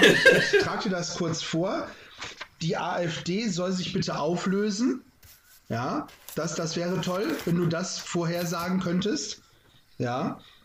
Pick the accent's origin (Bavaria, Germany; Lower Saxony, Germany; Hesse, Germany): Lower Saxony, Germany; Lunestedt; als Jugendlicher haben wir immer den Lumpenball gehabt bei uns in Lunestedt